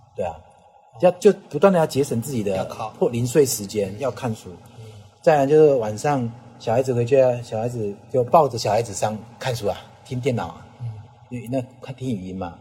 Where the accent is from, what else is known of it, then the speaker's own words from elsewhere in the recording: Taiwan; 我就是在台湾土生土长的。嗯。那我的祖籍是广东梅县，嗯。是客家人